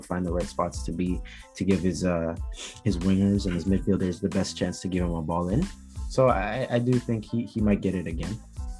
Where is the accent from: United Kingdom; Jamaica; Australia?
Jamaica; You know, I'm Jamaican, so you know it's a bit of a bias.